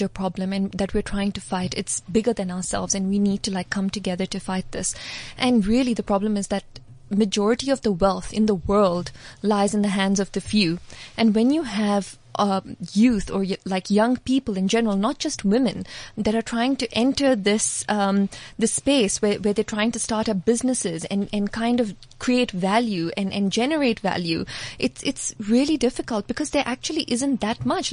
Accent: Dubai, United Arab Emirates; moved away as an adult; now in South Africa; I grew up in Dubai

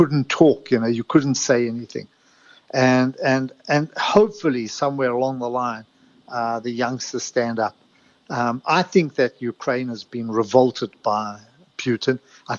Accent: South Africa; when I was growing up in South Africa

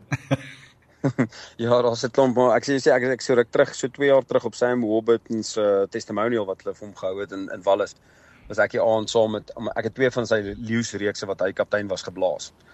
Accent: South Africa; ek's 'n groot Suid-Afrikaner

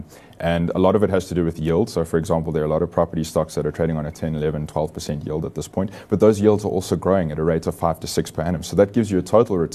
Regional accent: South Africa; as South African investors

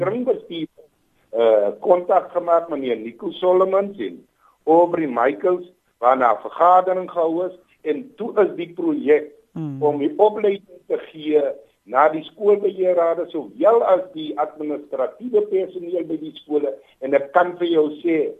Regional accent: Bonnievale, Western Cape, South Africa; terug in my tuisdorp as die wijkraadslid hier so in Bonnievale

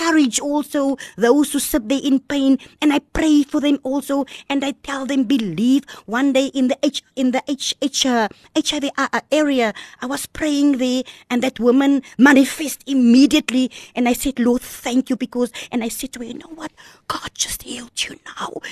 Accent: Malmesbury, Western Cape, South Africa; first language Afrikaans; English is a second language; moved away; also born or lived in Kraaifontein; I was born in Mamasbury

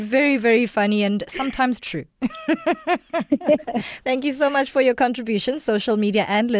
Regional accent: West Rand, Gauteng, South Africa; We're both from the West Rand.

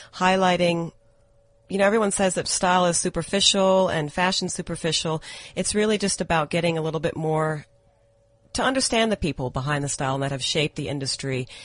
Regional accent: Atlanta, Georgia, United States; moved away as an adult; now in South Africa; I was actually born and raised in America. I grew up in Atlanta, Georgia.

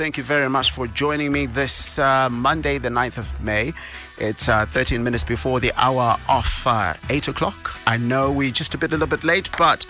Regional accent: Bulawayo, Zimbabwe; now in Harare, Zimbabwe; my hometown, Bulawayo

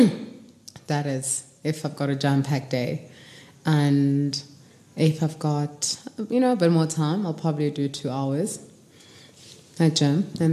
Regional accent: Kimberley, Northern Cape, South Africa; moved away as an adult; now in Johannesburg, South Africa; I'm from Kimberley, raised small town all the way to high school.

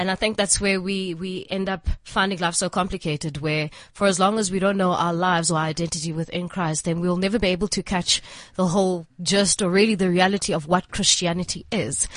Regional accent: East London, Eastern Cape, South Africa; moved away as an adult; also born or lived in Port Elizabeth; now in Johannesburg, South Africa; I'm from East London, born and bred in East London.

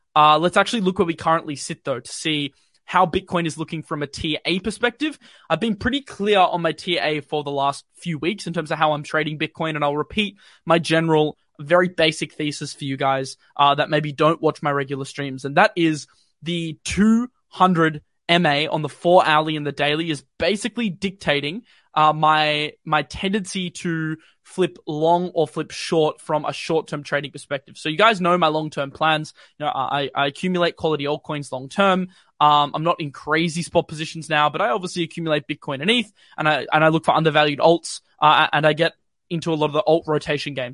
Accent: Australia; accent: not too Aussie; as an Australian

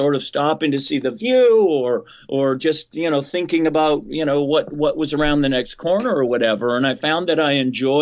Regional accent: Vancouver, British Columbia, Canada; moved away as an adult; now in Philadelphia, United States; I grew up in Vancouver, British Columbia, beautiful part of the country, fairly mild West Coast weather

